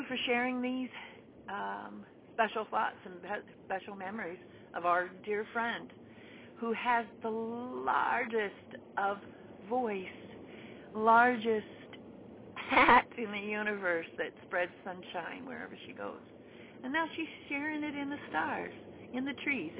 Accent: Nevada, United States; moved away as an adult; now in Wisconsin, United States; I'm from Nevada and now live in Wisconsin. I've been in Wisconsin 20 years.

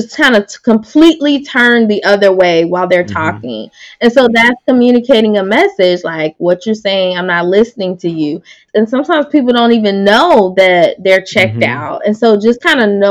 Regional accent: the South, United States; I'm from the South

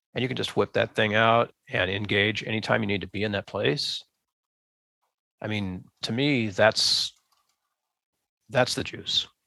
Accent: United States; as an American

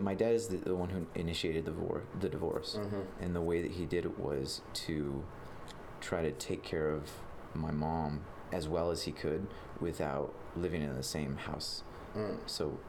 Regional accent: Billings, Montana, United States; born and raised in Billings

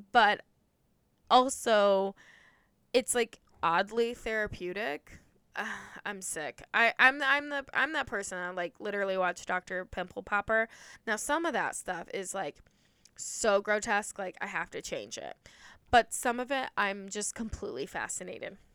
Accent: Ohio, United States; now in Indiana, United States; I grew up in Ohio, but I grew up near the Indiana state line, hence why I live in Indiana

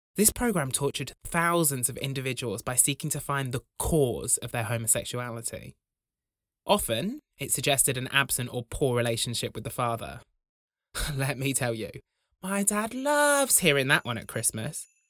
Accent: Braunton, South West England, United Kingdom; When I was growing up in Braunton, the largest village in Europe

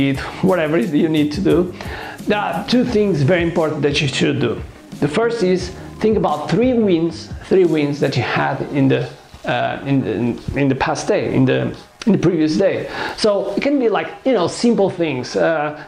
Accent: Portugal; English is a second language; I'm from Portugal, and I consider myself as a world citizen

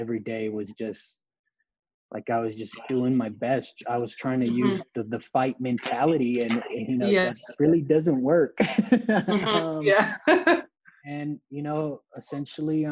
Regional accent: Los Angeles, California, United States; I grew up in Los Angeles

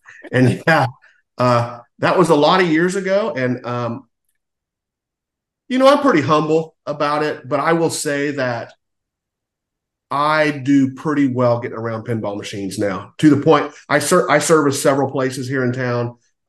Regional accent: Washington, District of Columbia, United States; we had a family vacation when I was growing up in Washington, D.C.

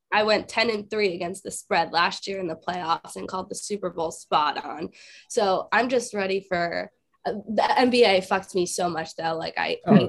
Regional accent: South Florida, United States; I'm from South Florida

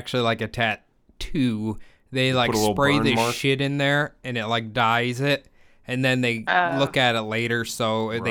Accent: United States; being an American

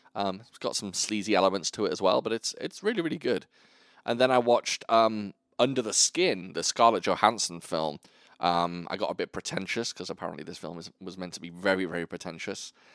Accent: United Kingdom; I'm British

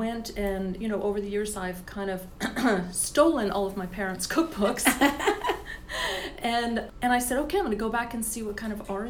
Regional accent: Florida, United States; I grew up in Florida.

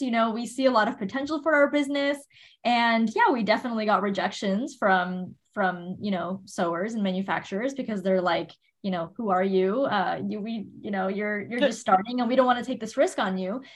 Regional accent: Miami, Florida, United States; moved away; i was born and raised in miami Florida

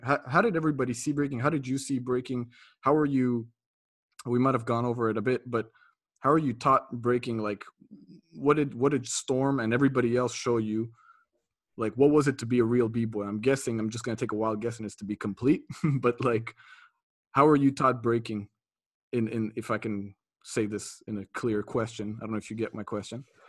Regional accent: Montreal, Quebec, Canada; I'm from Montreal

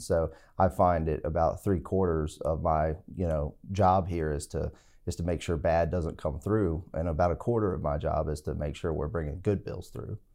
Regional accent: Stuart, Virginia, United States; also born or lived in Hampton, Virginia / Birmingham, Alabama; I'm from Stewart, Virginia, which is Patrick County in southwest, south side Virginia, and, uh, went to high school there

